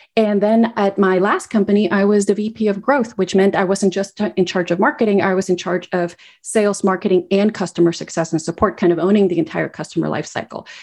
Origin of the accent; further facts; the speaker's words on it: Guatemala; moved away as an adult; also born or lived in United States; I grew up in Guatemala